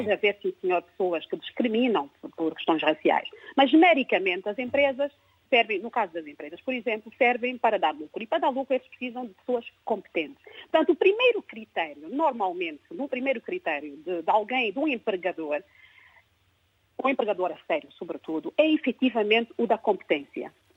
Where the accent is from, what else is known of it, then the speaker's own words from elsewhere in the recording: Angola; now in Portugal; nasci em Angola e cresci em Angola